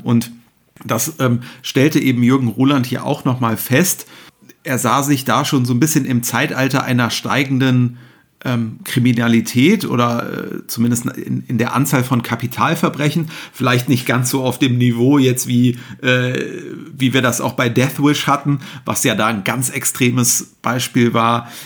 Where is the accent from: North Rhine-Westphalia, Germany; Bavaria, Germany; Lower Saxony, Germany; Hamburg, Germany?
Hamburg, Germany; für mich hier als Hamburger vor der Haustür